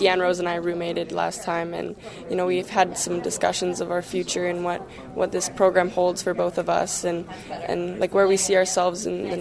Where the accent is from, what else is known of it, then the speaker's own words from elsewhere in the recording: Chilliwack, British Columbia, Canada; also born or lived in Burnaby; leaving the West Coast and leaving my family and my hometown for the first time